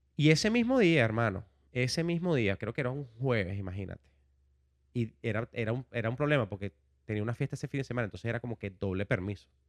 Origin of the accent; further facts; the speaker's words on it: Caracas, Capital District, Venezuela; moved away as an adult; now in United States; un joven venezolano, vengo de Caracas, tengo en los Estados Unidos desde el 2007